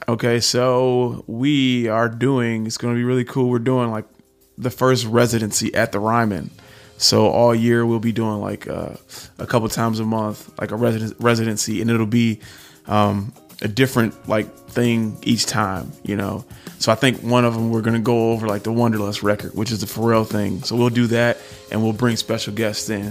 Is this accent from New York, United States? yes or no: no; Detroit, Michigan, United States; I'm from Detroit